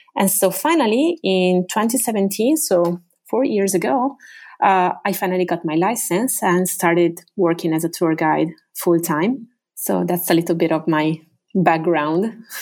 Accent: Venice, Veneto, Italy; English is a second language; I am originally from Venice. Uh, I was born in the northern district of the city, Canaleggio

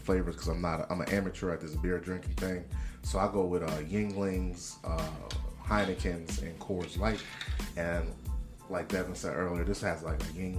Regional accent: Wilmington, Delaware, United States; We're all from Wilmington, Delaware

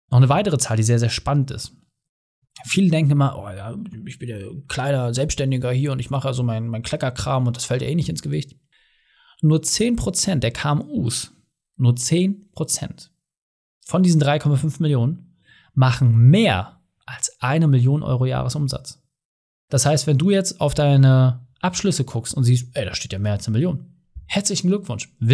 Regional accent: Mecklenburg-Vorpommern, Germany; Ich komme aus Mecklenburg-Vorpommern, bei uns gibt es ja fast keine Ballungsgebiete.

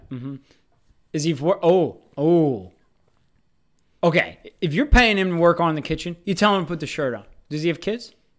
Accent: United States; us Americans

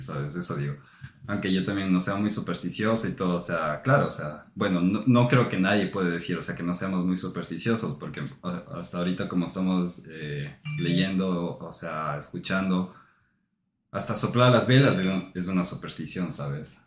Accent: Ecuador; moved away; nosotros venimos de Ecuador

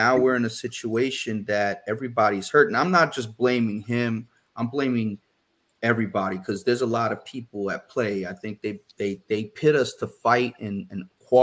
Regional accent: Perth Amboy, New Jersey, United States; also born or lived in Hoboken, New Jersey / New Orleans, Louisiana; now in Houston, United States; I was born in Hoboken, but my hometown is Perth Amboy

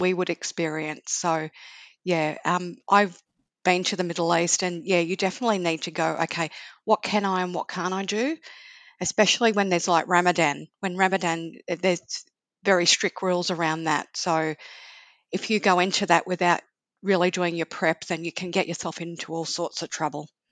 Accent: Sydney, New South Wales, Australia; now in Melbourne, Australia; I'm originally from Sydney and then came to Melbourne.

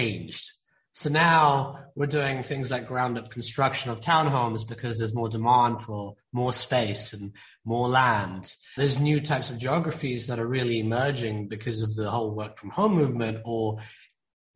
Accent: India; I'm Indian, okay? And being an Indian person, and I mean East Indian

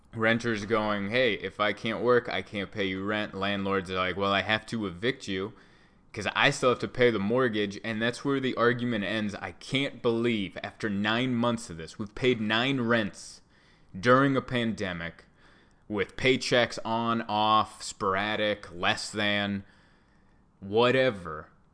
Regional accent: United States; I bleed red, white, and blue. I'm as American as apple pie.

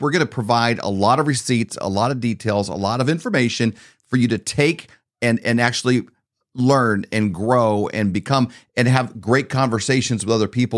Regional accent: Midwest, United States; we grew up in the Midwest

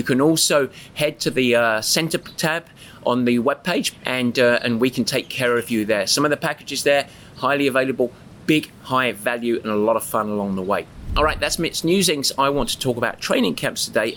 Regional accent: England, United Kingdom

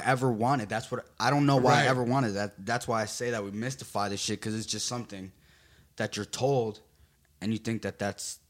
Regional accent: New Jersey, United States; Especially we're from New Jersey, like, house music is so big out here.

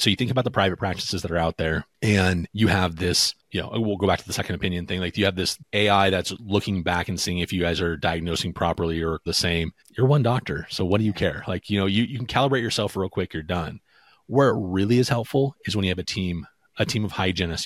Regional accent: Pacific Northwest, United States; I'm from the Pacific Northwest, so Washington, Oregon, Idaho

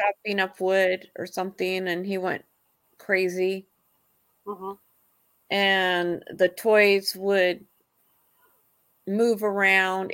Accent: San Jose, California, United States; I grew up in San Jose

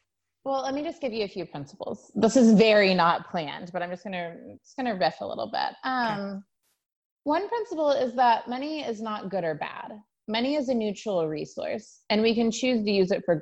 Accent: Sand Springs, Oklahoma, United States; I'm from Sand Springs, Oklahoma, a little town outside Tulsa, lower middle class family

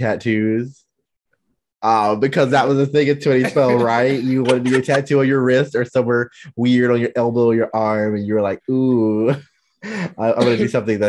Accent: North Carolina, United States; moved away; being a Black male from the South

